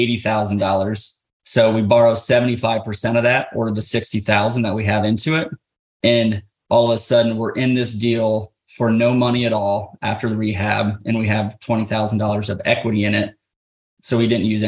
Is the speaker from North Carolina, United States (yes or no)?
no; Ohio, United States; We're from Ohio